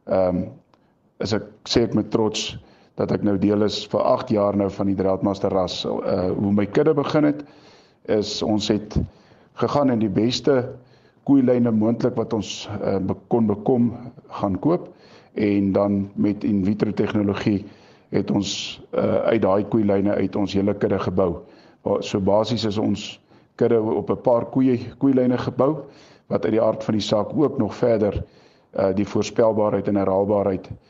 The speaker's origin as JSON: {"language": "Afrikaans", "town": "Standerton", "region": "Mpumalanga", "country": "South Africa", "said": "ons is van Standerton distrik, ehm um, naby geleë in 'n amptelik die kleinste dorpie in Suid-Afrika val ehm um, in de, in die provinsie Mpumalanga"}